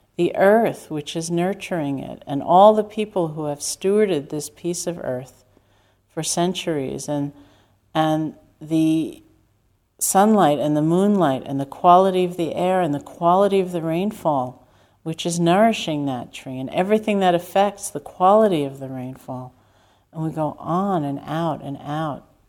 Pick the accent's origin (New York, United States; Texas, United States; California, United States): New York, United States; New York City; me growing up in Manhattan